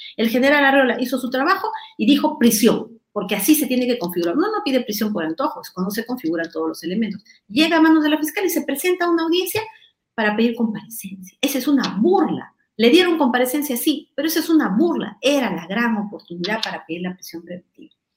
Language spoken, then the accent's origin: Spanish; Ayacucho, Peru; Yo soy ayacuchana, soy huamanguina